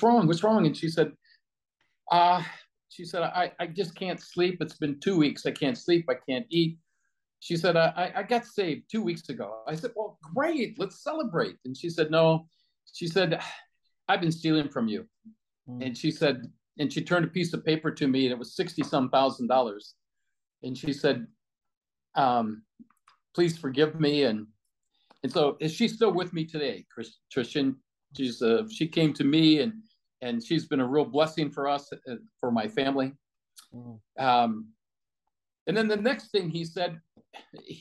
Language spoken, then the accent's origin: English; Ohio, United States; We're from Ohio.